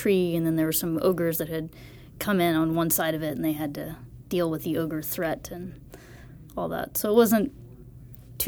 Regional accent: the South, United States; I'm from the South

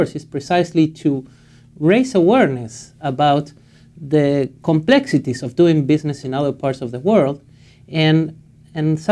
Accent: Buenos Aires, Argentina; moved away as an adult; also born or lived in Valencia, Spain / Frankfurt, Germany / England; now in Canada; I was born in Buenos Aires, Argentina, and I did my undergrad studies there

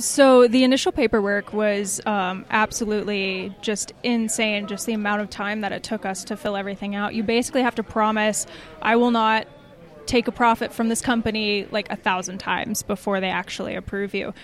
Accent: Atlanta, Georgia, United States; moved away; I'm from Atlanta originally

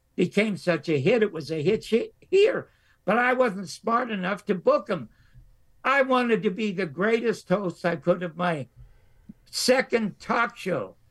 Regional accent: Toronto, Ontario, Canada; now in United States; I was born in the Salvation Army, uh, the Salvation Army charity ward in Toronto to two parents who did not want me

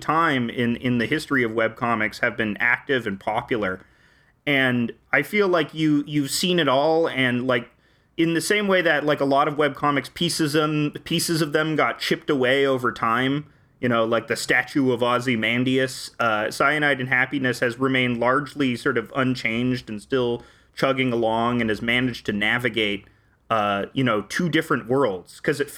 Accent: Canada; I'm Canadian, so, you know, I'm coming from my weird Commonwealth country

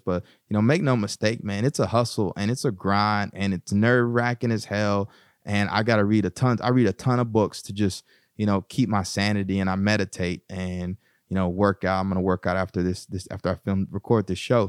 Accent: East Texas, United States; moved away as an adult; also born or lived in Bryan, Texas; now in Newark, United States; growing up in East Texas

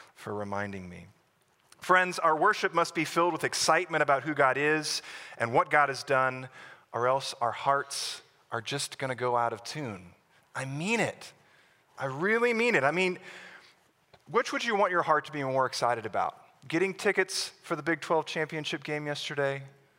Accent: Plano, Texas, United States; I grew up in Plano, Texas, on the north side of Dallas

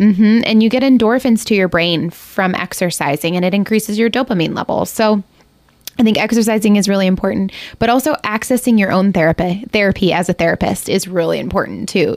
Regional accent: Ohio, United States; moved away as an adult; now in Ketchikan, United States; I'm from Ohio, and we just, my husband and I decided to just go for it and move here, and we've been here for five years

